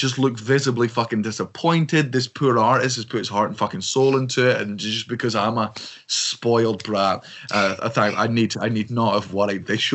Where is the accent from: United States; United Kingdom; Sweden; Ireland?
United Kingdom; Scotland; I'm very proud of being Scottish